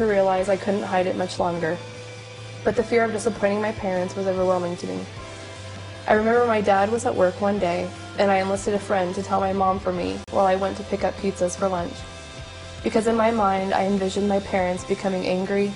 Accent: Huber Heights, Ohio, United States; I grew up here in Heber Heights in a pretty amazing family

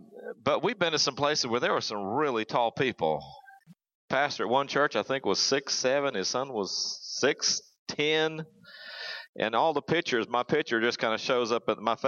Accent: Zimbabwe; also born or lived in South Africa; I grew up over in Africa. My parents were missionaries over there, born in South Africa, lived there 2 years. We moved to the country of Rhodesia and went through the 10 years of war before it came to Zimbabwe.

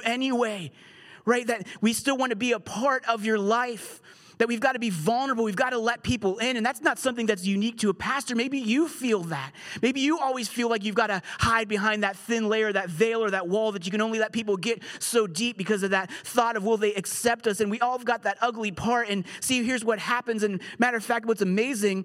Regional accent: United Kingdom; I'm British

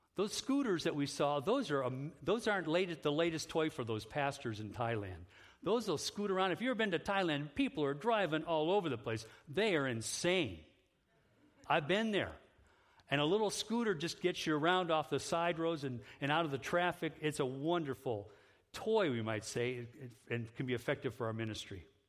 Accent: Independence, Ohio, United States; moved away as an adult; also born or lived in Oaxaca, Mexico; now in Holland, United States; I'm an Ohio guy. I grew up in Independence.

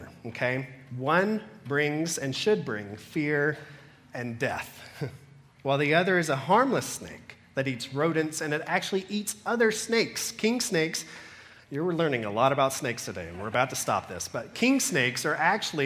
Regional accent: Georgia, United States; now in Cayman Islands; I come from Georgia

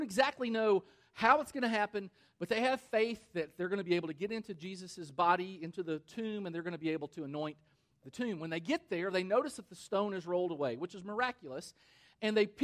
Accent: Kentucky, United States; I'm from Kentucky

